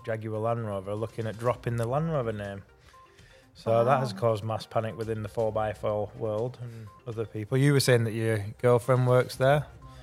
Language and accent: English; Bolton, North West England, United Kingdom; moved away